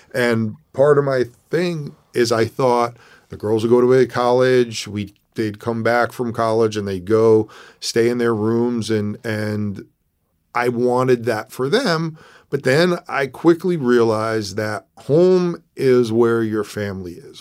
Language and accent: English; New York City, New York, United States; moved away as an adult; also born or lived in Bronx / Westchester / Connecticut; now in California, United States; was born in New York City, moved out